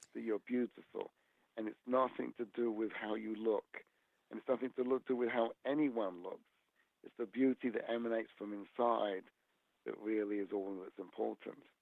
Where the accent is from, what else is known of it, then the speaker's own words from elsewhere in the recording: England, United Kingdom; now in United States; my hometown in England.